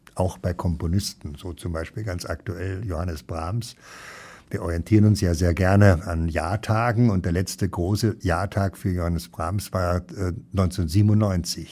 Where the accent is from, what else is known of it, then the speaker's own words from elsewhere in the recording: Munich, Bavaria, Germany; moved away as an adult; also born or lived in Dießen am Ammersee / Cologne; now in Ruhr, Germany; Ich bin in München aufgewachsen